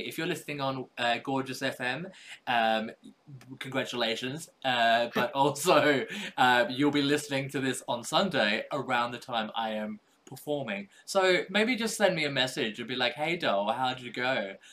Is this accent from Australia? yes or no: yes; Australia; I was born in Australia